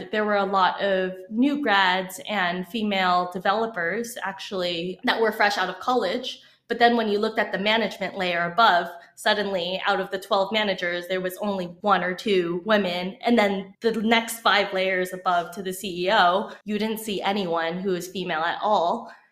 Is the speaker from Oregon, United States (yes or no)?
no; California, United States; growing up in Silicon Valley